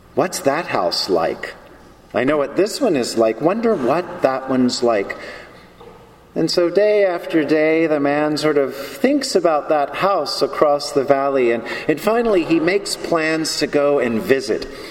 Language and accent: English; the South, United States; I'm from the South